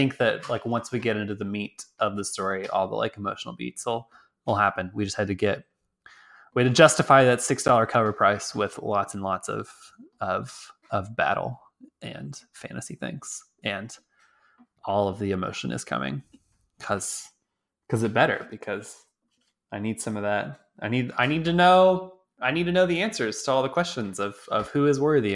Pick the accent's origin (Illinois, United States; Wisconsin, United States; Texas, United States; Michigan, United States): Texas, United States; moved away; I'm from Texas